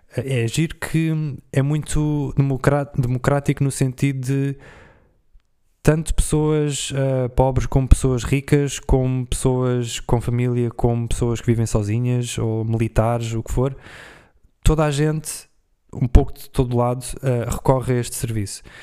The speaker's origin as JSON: {"language": "Portuguese", "country": "Portugal", "said": "eu, como sou de Portugal"}